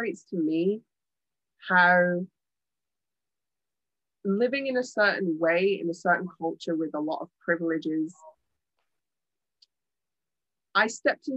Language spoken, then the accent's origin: English; Birmingham, West Midlands, United Kingdom; moved away as an adult; also born or lived in Edinburgh, Scotland; But I've been born and raised in the UK, born and raised in Birmingham, England specifically. And then when I was 19, I moved to Edinburgh, Scotland, and I lived there for 15 years up until last year. And now I've moved back